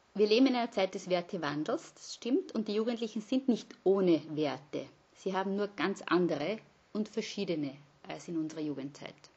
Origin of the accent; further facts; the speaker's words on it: Vienna, Austria; moved away; also born or lived in Graz / Innsbruck / Linz; bin aber gebürtige Wienerin